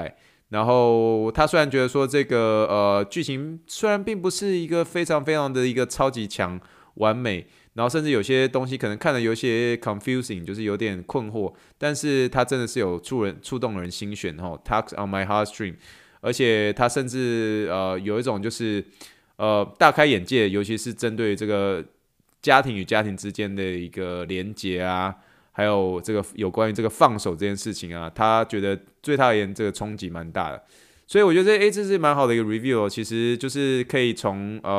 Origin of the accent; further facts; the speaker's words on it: China; now in Canada; 最主要原因是因为我是从嗯中国移民到加拿大。